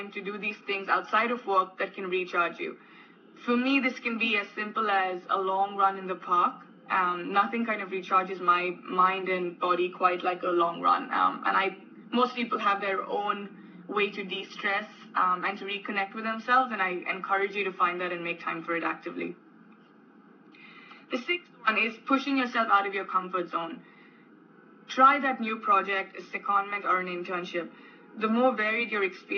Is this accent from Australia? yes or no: no; India; moved away as an adult; also born or lived in United Kingdom / United States; growing up in India